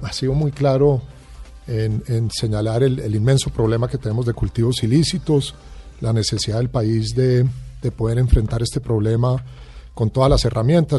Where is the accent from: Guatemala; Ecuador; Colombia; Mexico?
Colombia; como colombiano